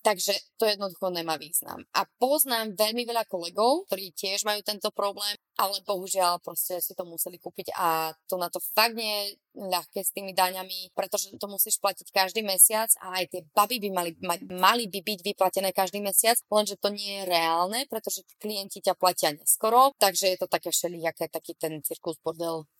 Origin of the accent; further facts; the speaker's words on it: eastern Slovakia, Slovakia; moved away; my sme všetci z východu